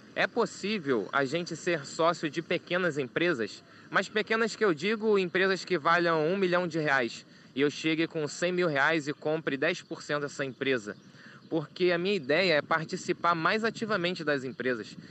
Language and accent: Portuguese; Pernambuco, Brazil; sou de Pernambuco